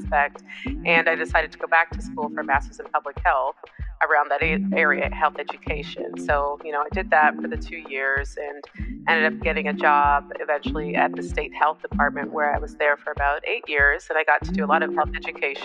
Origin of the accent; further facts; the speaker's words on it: Canada; I was born in Canada, but I am of Caribbean descent. So my parents are Jamaican.